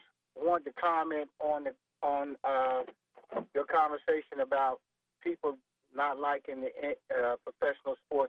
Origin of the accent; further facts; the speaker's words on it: New Jersey, United States; I grew up in New Jersey.